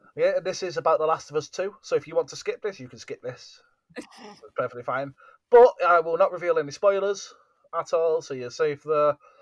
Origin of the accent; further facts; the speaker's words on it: United Kingdom; being the British, we are